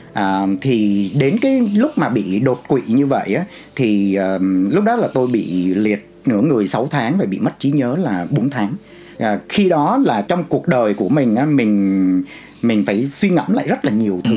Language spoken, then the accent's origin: Vietnamese; Vietnam; moved away; also born or lived in Canada